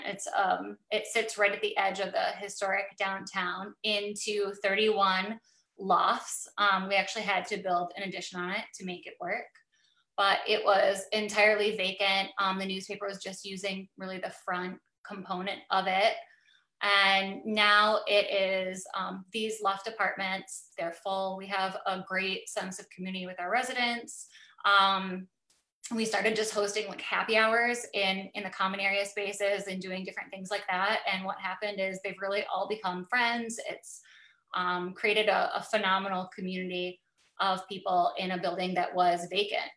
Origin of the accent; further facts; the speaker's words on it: Bay City, Michigan, United States; now in Midland, United States; Bay City is my hometown. I graduated from Essexville Garber. I grew up in Bay City.